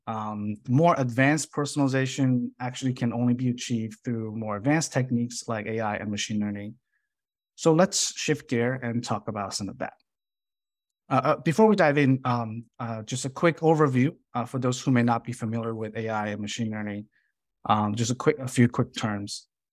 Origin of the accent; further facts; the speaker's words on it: Chicago, Illinois, United States; moved away as an adult; now in San Jose, United States; I grew up in Chicago based on the schools that I attend